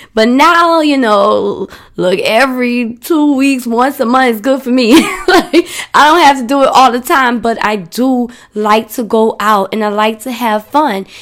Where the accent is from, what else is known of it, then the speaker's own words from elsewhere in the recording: New Orleans, Louisiana, United States; I'm from New Orleans